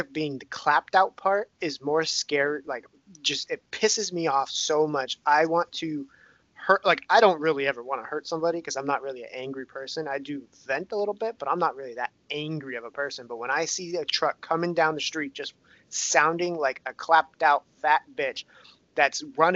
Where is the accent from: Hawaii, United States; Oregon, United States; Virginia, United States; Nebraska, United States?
Hawaii, United States; also born or lived in Romania; I'm from Hawaii